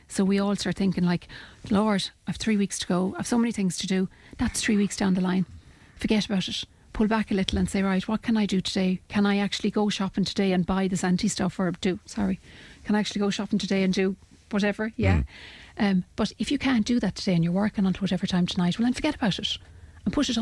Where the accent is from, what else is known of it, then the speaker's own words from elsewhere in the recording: Ireland; we as Irish people